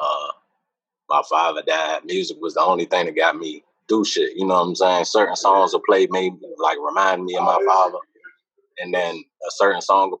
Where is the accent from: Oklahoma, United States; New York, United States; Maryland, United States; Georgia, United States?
Maryland, United States; Oxon Hill; also born or lived in Washington, D.C.; I'm from Oxon Hill, you know what I'm saying? You could say D.C. too, because I've been through D.C. all my life, even lived there a few times